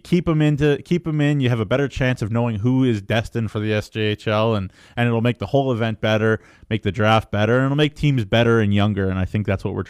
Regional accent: Ontario, Canada; moved away as an adult; now in Saskatchewan, Canada; I come from Ontario, right?

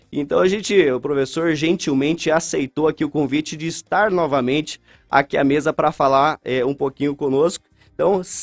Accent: São Mateus do Sul, Paraná, Brazil; Por exemplo, eu sou de São Mateus do Sul, São Mateus do Sul é a capital polonesa.

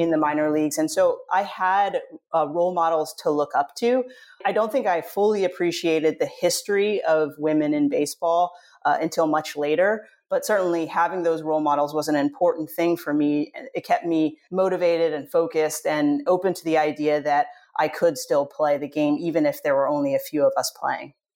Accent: Southern California, United States; I grew up in Southern California

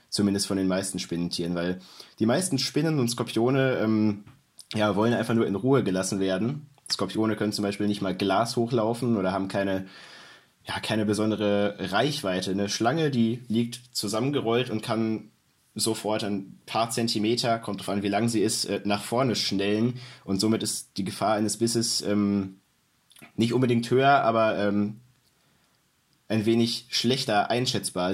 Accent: North Rhine-Westphalia, Germany; ich komme aus NRW

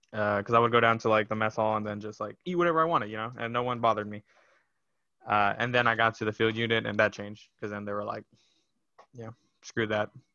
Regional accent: Brownsville, Texas, United States; moved away; I was born in Brownsville, Texas, so all the way down at the bottom

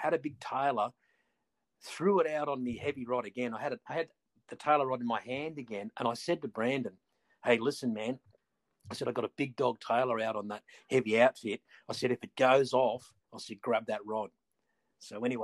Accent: Stockton, New South Wales, Australia; I grew up on Stockton, surfed all my life

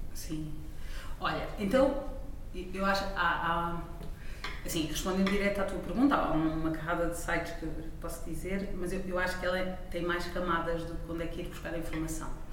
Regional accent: Portugal; como portuguesa

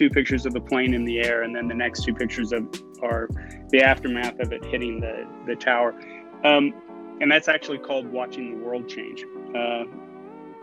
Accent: Western Kansas, United States; moved away as an adult; also born or lived in Philadelphia; now in Brooklyn, United States; I grew up in Western Kansas

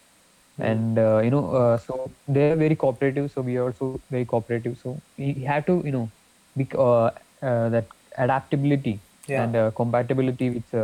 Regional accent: Kerala, India; So you know, we are actually you know, from Kerala.

